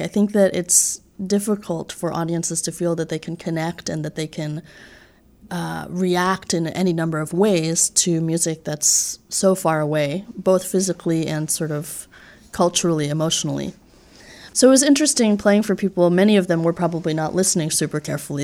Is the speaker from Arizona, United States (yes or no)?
no; just outside New York City, United States; moved away as an adult; now in Boston, United States; I grew up in New York, just outside New York City, and have been living in Boston for the last six years